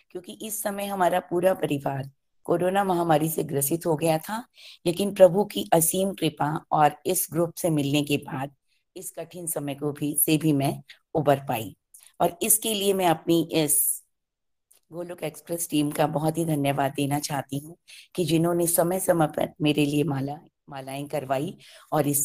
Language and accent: Hindi; Delhi, India; दिल्ली से हूँ